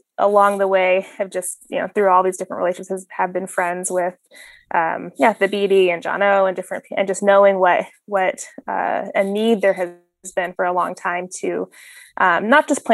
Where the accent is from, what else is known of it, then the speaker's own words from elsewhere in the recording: Phoenix, Arizona, United States; I was, born and raised in Phoenix, Arizona.